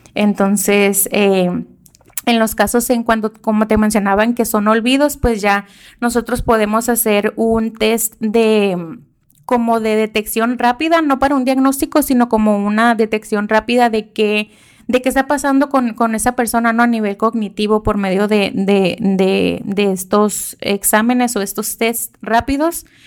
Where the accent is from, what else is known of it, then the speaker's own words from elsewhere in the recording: Mexico; así somos los mexicanos